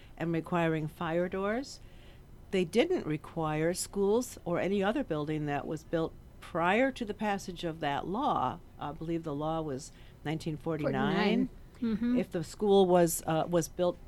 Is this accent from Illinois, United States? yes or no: yes; Chicago, Illinois, United States; Growing up in Chicago